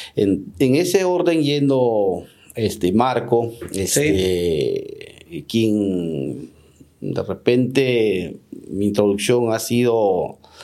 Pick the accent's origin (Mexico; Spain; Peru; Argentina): Peru; Lambayeque; also born or lived in Olmos; mi tierra, a o este, lambayecana